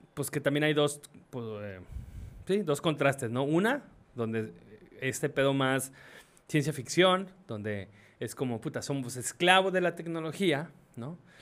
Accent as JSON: {"language": "Spanish", "country": "Mexico", "said": "yo lo estoy diciendo como mexicano"}